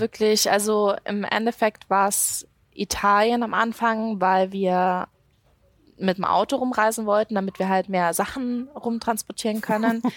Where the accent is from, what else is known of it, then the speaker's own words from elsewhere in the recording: Munich, Bavaria, Germany; moved away as an adult; da bin ich aufgewachsen